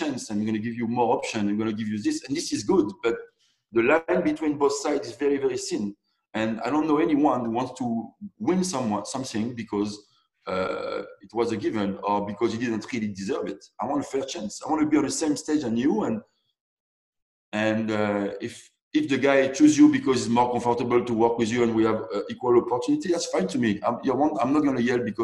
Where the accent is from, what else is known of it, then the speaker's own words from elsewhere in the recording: Côte d’Ivoire; now in Montreal, Canada; I'm from the Ivory Coast.